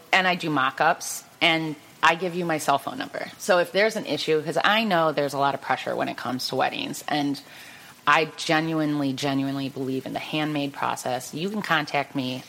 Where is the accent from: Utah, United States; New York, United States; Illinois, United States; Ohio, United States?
Ohio, United States; Cleveland; born and raised in Cleveland